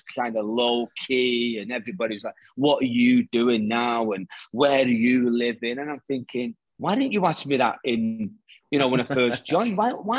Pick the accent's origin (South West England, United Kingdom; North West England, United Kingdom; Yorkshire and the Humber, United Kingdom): North West England, United Kingdom; Salford; moved away; growing up in Salford, popping over to Ireland every 3 or 4 months